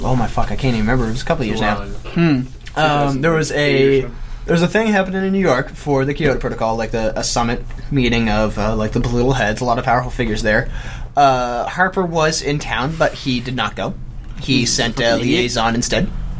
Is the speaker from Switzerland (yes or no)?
no; Netherlands; I'm from Holland, so I've got a Dutch citizenship.